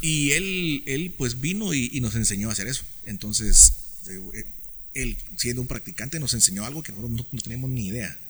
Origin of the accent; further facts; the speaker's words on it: Guatemala City, Guatemala Department, Guatemala; also born or lived in Spain / Denmark; yo, nací acá en la ciudad. Eh, yo, yo, durante 27 años viví en la zona 18.